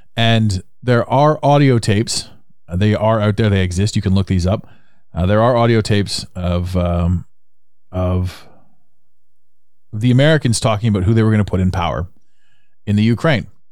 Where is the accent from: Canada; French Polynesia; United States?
Canada; accent: Canadian; I'm Canadian, by the way, so that's my accent shining through